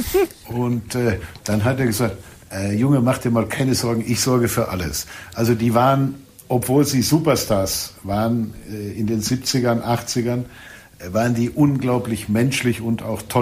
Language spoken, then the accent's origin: German; Lippstadt, North Rhine-Westphalia, Germany; ich komme aus Lippstadt